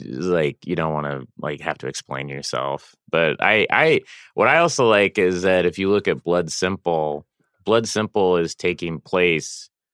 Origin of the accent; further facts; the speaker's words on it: Oklahoma, United States; I grew up in Oklahoma